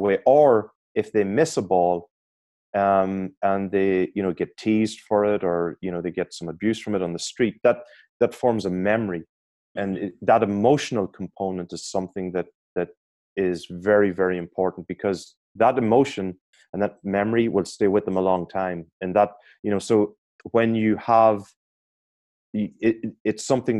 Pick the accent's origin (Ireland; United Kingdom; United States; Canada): Ireland; I'm an Irish guy.